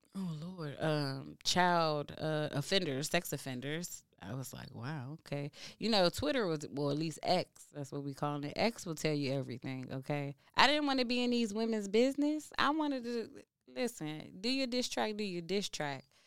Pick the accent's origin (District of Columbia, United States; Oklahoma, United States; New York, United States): District of Columbia, United States; Washington; I'm from DC. I'm from the South Side.